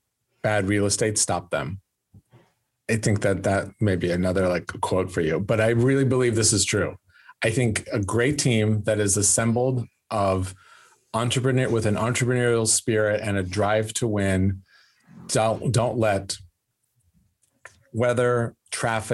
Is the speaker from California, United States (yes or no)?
yes; California, United States; moved away; also born or lived in Los Angeles / Sacramento; I'm from Lake Tahoe, but my family's in Sacramento now